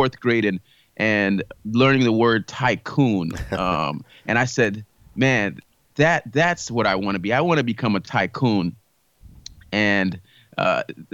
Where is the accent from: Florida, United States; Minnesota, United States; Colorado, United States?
Florida, United States; South; I grew up in South Florida. I am the son of Haitian immigrants who moved here for a better life